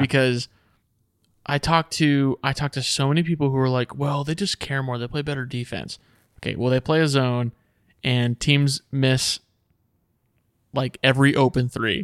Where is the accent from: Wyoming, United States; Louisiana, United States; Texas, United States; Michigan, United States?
Texas, United States; we're from Texas